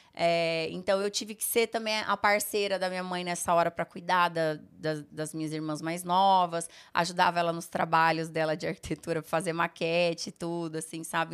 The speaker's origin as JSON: {"language": "Portuguese", "town": "Rolândia", "region": "Paraná", "country": "Brazil", "tie": "born or raised there", "also_born_or_lived": "Sertanópolis, Paraná / Rondônia", "moved": "yes", "said": "eu morava no interior do Paraná, gente. Eu morava em Rolândia, nasci em Sertanópolis"}